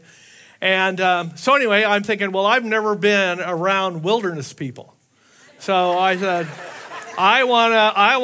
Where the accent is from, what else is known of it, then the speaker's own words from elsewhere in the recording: Southern California, United States; moved away as an adult; also born or lived in Hawaii; I was raised in Southern California